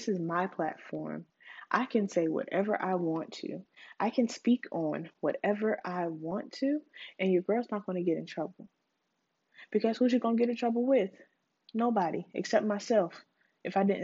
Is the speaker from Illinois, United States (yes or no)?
no; Charleston, South Carolina, United States; I'm from Charleston